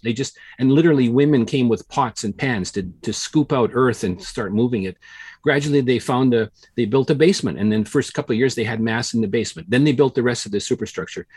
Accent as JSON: {"language": "English", "town": "Regina", "region": "Saskatchewan", "country": "Canada", "tie": "born or raised there", "said": "I grew up in Regina"}